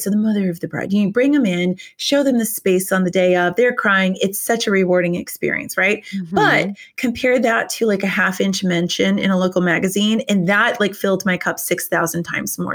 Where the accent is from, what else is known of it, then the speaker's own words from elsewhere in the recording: New Hampshire, United States; moved away as an adult; also born or lived in Richmond, Virginia; I'm from New Hampshire